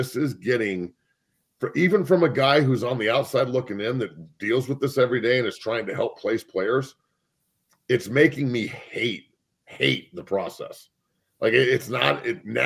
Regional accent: near Boulder, Colorado, United States; I grew up, Boulder's right down the street.

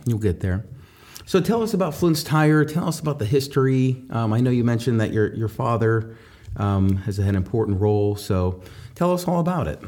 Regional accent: New Castle, Pennsylvania, United States; I grew up in Newcastle

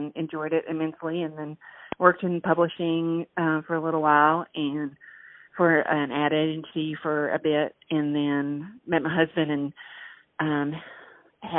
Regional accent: West Texas, United States; born or raised there; moved away as an adult; also born or lived in New Mexico / Abilene, Texas; now in Austin, United States

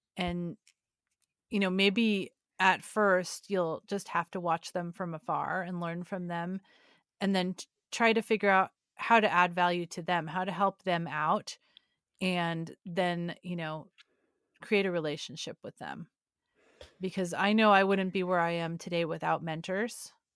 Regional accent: California, United States; I'm from California

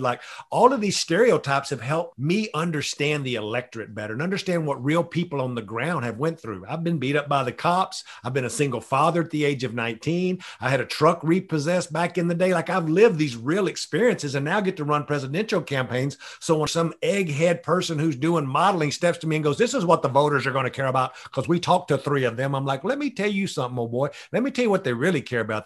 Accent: Tyler, Texas, United States; moved away; I grew up in the piney woods of East Texas. The nearest city was Tyler, Texas.

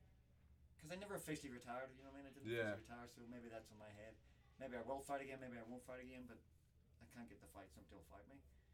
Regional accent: Belfast, Northern Ireland, United Kingdom; moved away as an adult; now in Las Vegas, United States; I'm originally from Belfast, Northern Ireland, via Las Vegas, Nevada. I came to America for my pro career after the Olympics

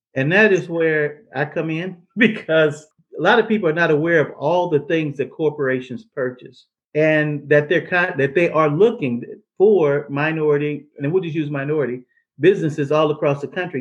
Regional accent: St. Louis, Missouri, United States; I'm from St. Louis

